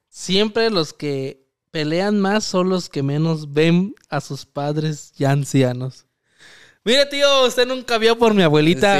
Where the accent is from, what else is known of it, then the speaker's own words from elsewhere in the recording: Michoacán, Mexico; nosotros somos de Michoacán